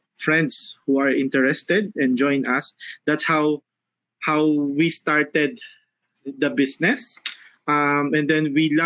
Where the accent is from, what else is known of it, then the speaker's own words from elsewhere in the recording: Philippines; I'm from the Philippines.